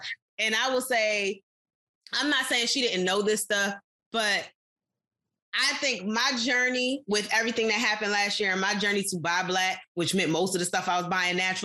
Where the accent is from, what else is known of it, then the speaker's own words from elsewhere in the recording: United States; we as American people